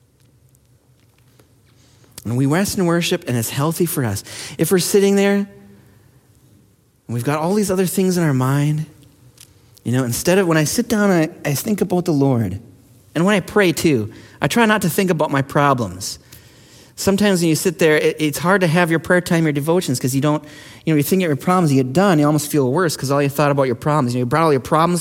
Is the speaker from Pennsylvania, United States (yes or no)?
no; Minnesota, United States; we're from Minnesota